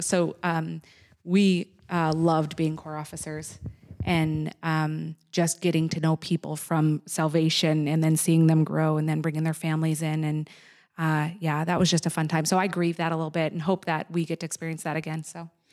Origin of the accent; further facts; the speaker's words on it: Nova Scotia, Canada; now in United States; I was born in Nova Scotia.